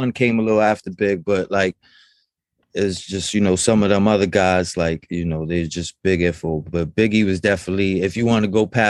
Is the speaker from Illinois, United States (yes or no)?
no; New York City, New York, United States; I was born and raised in the Bronx, so hip hop was just like embedded in me since the womb